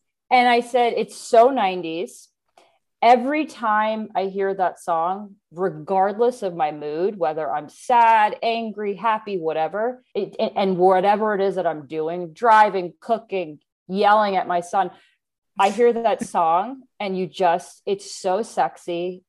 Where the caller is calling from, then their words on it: Bend, Oregon, United States; also born or lived in Atlanta; Okay, I'm calling in from Bend, Oregon. I've been living here for about 2 years. We moved from Atlanta, Georgia during the pandemic, actually.